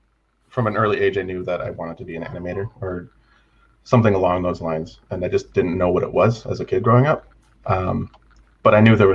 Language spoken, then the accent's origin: English; Canada; also born or lived in British Columbia; Yeah, basically I grew up on Takaku Cree Nation under Treaty 6 territory. We jumped around back and forth from like Attack Coop to BC